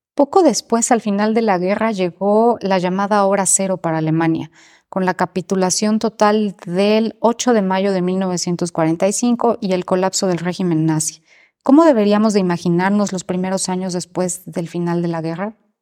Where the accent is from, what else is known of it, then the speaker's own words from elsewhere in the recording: Mexico; como mexicanos, ¿qué podemos sacar